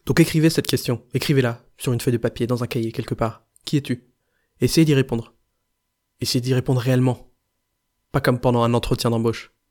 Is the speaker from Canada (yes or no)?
no; Grenoble, Auvergne-Rhône-Alpes, France; je viens de Grenoble